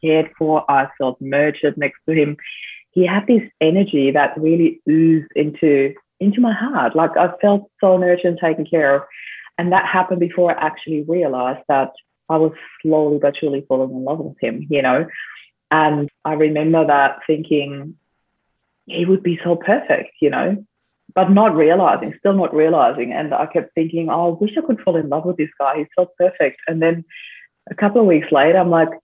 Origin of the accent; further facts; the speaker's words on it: Austria; now in Australia; I'm actually originally from Austria, but I do live in Australia now.